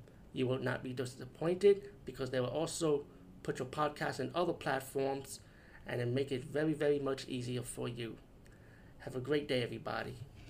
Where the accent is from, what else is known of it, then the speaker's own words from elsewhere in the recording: Bronx, New York, United States; I'm from the Bronx, trust me, I see a lot of crazy people, especially crazy old women looking like this.